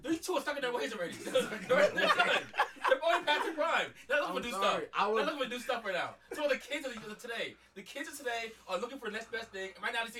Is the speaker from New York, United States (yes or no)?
yes; Mount Vernon, New York, United States; growing up in Mount Vernon, small town Vernon, we had a great little league and a Babe Ruth league